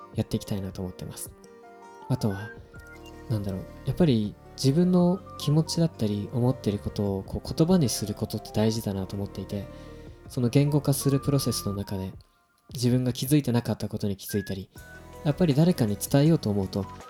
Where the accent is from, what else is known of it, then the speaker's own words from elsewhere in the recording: Japan; now in Tokyo, Japan; 僕はすごく田舎の出身で正直東京にあの今は出てきてる